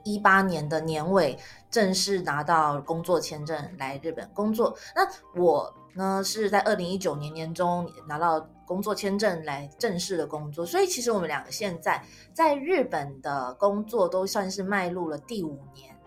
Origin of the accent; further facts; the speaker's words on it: Taiwan; moved away as an adult; now in Japan; 你怎么知道我是台湾人